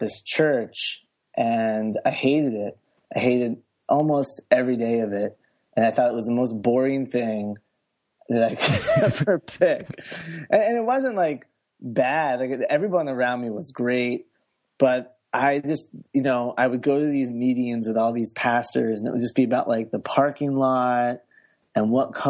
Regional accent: United States; I grew up outside the Washington, D.C. area.

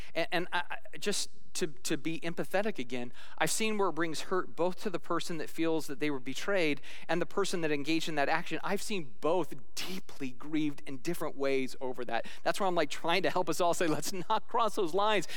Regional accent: Arizona, United States; I'm a kid from Arizona

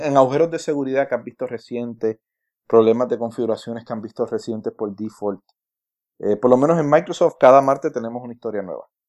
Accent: Puerto Rico; yo soy, yo soy boricua.

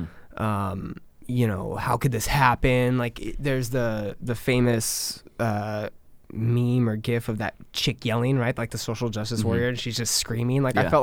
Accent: Southern California, United States; moved away; So that's where I'm from. I'm from Southern California. Cool. Not San Francisco, but San Diego. Mm-hmm. I'm like 2 hours north of San Diego, 2 hours east of LA. So I'm like in a nice little triangle.

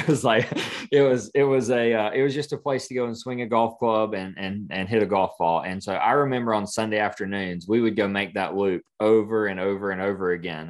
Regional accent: Clinton, South Carolina, United States; moved away as an adult; also born or lived in Greenwood, South Carolina; now in Franklin, United States; born and raised in South Carolina, so near Greenville, small, small town called Clinton

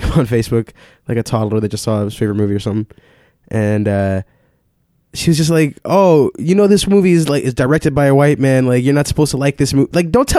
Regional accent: Austin, Texas, United States; Yeah, I was born in Austin.

